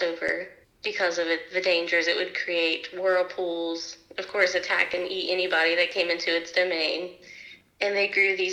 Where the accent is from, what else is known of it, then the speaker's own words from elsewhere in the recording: Lucasville, Ohio, United States; I am from Lucasville, Ohio